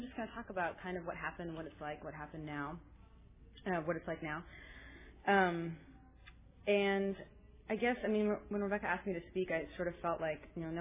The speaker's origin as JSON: {"language": "English", "town": "Berkeley", "region": "California", "country": "United States", "tie": "born or raised there", "said": "I grew up around here. I grew up in Berkeley"}